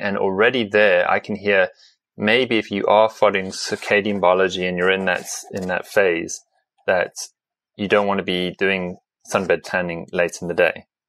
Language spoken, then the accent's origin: English; South Africa; I come from South Africa, so a very sunny environment